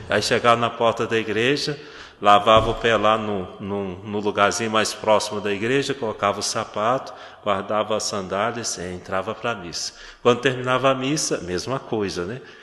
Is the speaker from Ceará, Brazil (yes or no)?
no; Minas Gerais, Brazil; now in Garanhuns, Brazil; de onde eu venho, Minas Gerais, é, a gente tem que se cumprimentar na rua